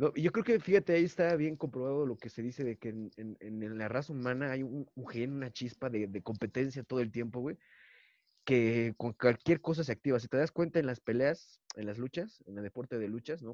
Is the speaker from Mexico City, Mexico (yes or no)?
no; Toluca, State of Mexico, Mexico; somos comediantes de Toluca